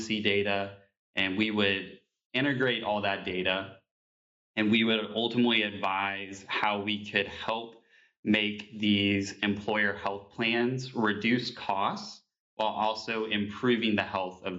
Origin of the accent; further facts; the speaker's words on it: Evansville, Indiana, United States; moved away as an adult; also born or lived in Bloomington, Indiana; now in Indianapolis, United States; I'm born and raised here in Indiana. I am from Evansville, Indiana